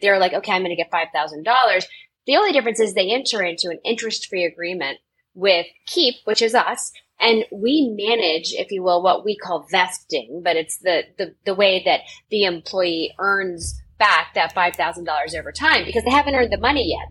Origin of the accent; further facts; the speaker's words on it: Tampa, Florida, United States; I grew up in Tampa, Florida.